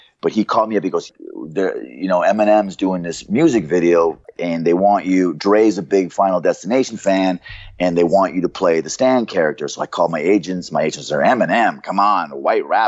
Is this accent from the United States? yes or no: no; Canada; moved away; I was from Canada, so I was pale